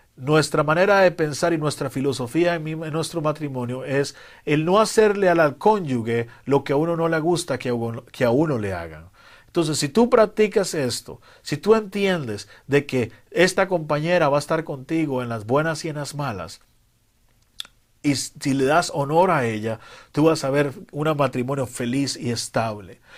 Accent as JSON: {"language": "Spanish", "country": "Costa Rica", "said": "En mi país, Costa Rica"}